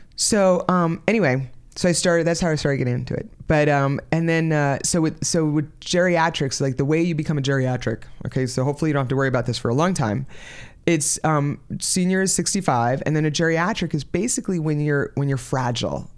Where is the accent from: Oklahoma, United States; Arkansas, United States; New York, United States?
New York, United States; moved away as an adult; also born or lived in Florida; I, um, am originally from New York, so I'm from the East Coast of the country